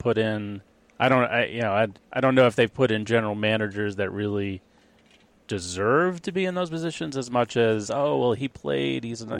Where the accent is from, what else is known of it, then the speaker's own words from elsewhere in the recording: Boston, Massachusetts, United States; I was born in Boston.